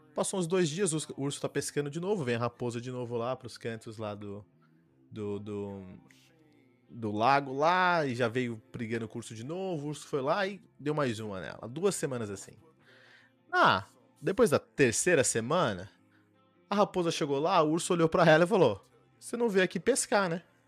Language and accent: Portuguese; Brazil; eu sou brasileiro